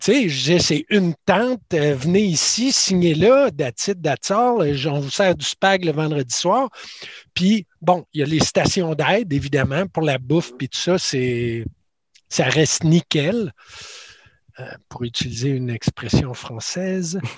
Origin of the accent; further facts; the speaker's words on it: Quebec City, Quebec, Canada; je viens de Québec